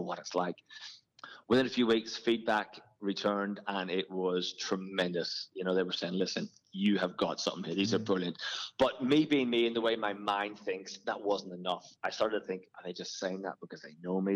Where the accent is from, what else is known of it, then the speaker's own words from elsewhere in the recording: Ireland; moved away as an adult; now in Australia; Grew up in Ireland playing a lot of football and was just as a kid just absolutely fitness mad